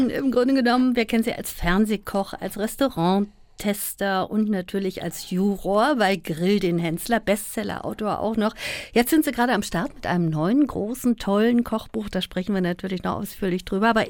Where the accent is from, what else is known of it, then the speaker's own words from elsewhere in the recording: Saarland, Germany; born there; ich bin ja gebürtiger Saarländer